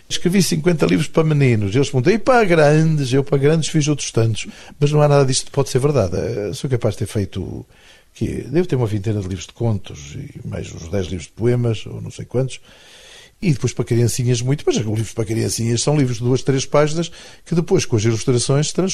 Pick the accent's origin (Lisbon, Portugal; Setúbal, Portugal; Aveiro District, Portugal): Aveiro District, Portugal; Espinho; moved away as an adult; also born or lived in Porto; now in Funchal, Portugal; Saí daqui com 3 anos, vivi em Espinho, uma data até aos 20. Depois aos 20 fui para o Porto